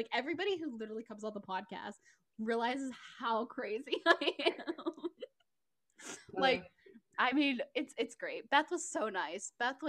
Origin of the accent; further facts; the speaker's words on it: Texas, United States; it's where I live. Which is funny because I'm actually from Texas, so it's interesting.